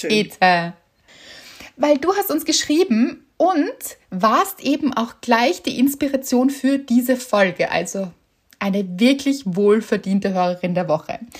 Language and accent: German; Northern Germany, Germany; habe ich als Norddeutsche neulich im Urlaub